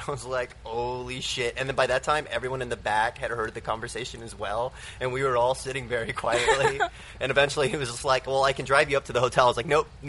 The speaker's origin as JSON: {"language": "English", "town": "Austin", "region": "Texas", "country": "United States", "said": "he's like, where are you from? I was like, Austin."}